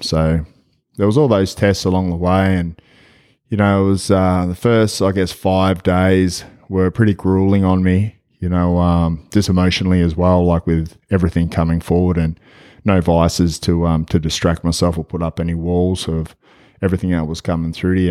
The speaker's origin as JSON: {"language": "English", "country": "Australia", "said": "I'm from Australia. I'm over here in Memphis"}